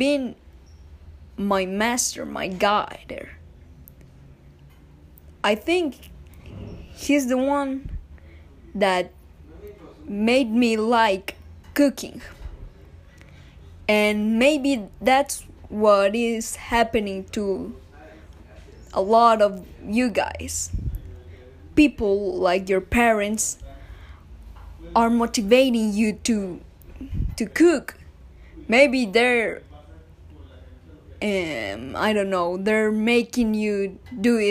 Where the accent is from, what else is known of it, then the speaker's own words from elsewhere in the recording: Bogotá, Colombia; I am from Bogota City.